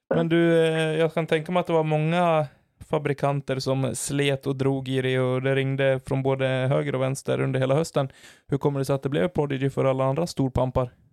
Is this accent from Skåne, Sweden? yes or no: no; Falun, Dalarna County, Sweden; born or raised there; moved away